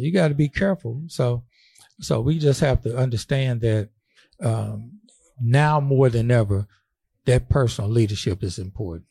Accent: St. Louis, Missouri, United States; we grew up together in Saint Louis

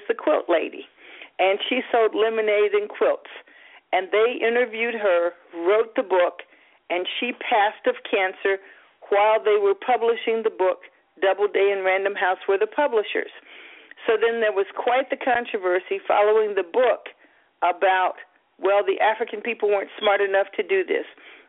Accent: Baumholder, Rhineland-Palatinate, Germany; born there; I was born in Baumholder, West Germany, and my father married my mother when they met at West Virginia State and was commissioned in ROTC to Germany.

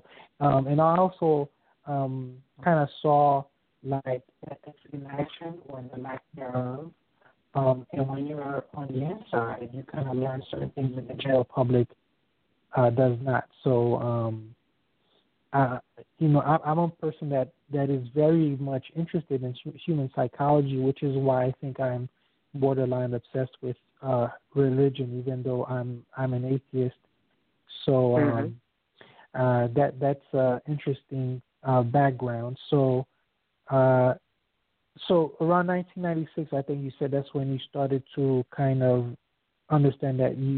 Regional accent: Miami, Florida, United States; I worked for this company called PRC back in South Florida. I'm from Miami.

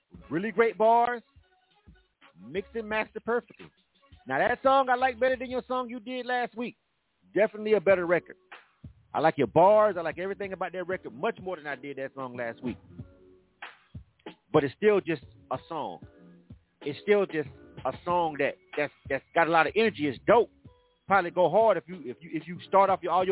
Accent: Florida, United States; now in Atlanta, United States; I'm from Florida

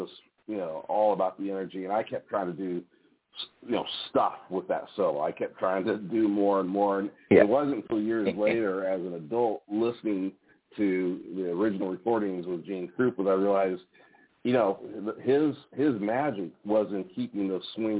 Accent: Kansas City, Missouri, United States; I was a part of a terrific school music program growing up in Kansas City, Missouri

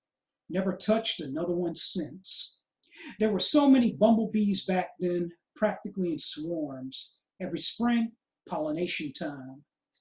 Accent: California, United States; is also the home of California's tallest, thickest, biggest, most colossal trees I've ever seen in my home state.

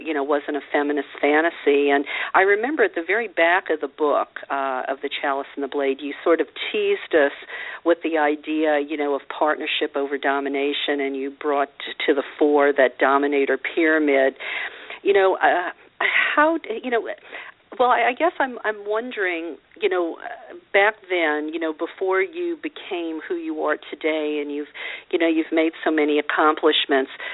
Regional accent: Louisiana, United States; I grew up a Catholic in Louisiana

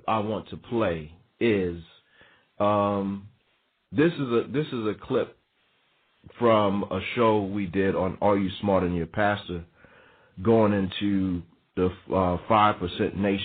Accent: New York, United States; also born or lived in the South; growing up in New York, being born in New York, spending part of my life in the South and part of my life coming back to New York

